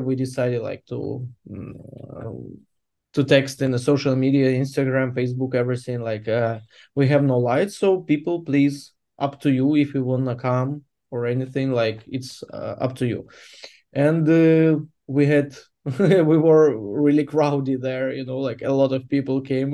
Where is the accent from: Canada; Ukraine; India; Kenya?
Ukraine; Mykolaiv, Mykolaiv Oblast; English is a second language; Mykolaiv is my hometown